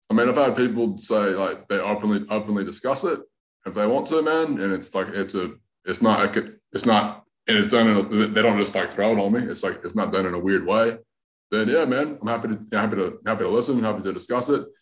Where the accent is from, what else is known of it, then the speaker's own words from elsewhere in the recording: North Carolina, United States; accent: hybrid Southern Australian; also born or lived in Australia; So I'm uh, from I'm from North Carolina, but most people, most of the comics know I got a bit of an accent. So I lived in Australia for a long time, about, about 12 years.